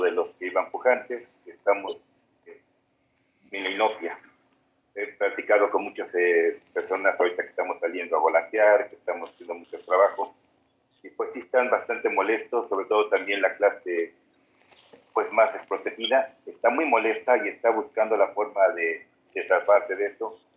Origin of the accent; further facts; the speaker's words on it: Puebla, Mexico; yo soy de Puebla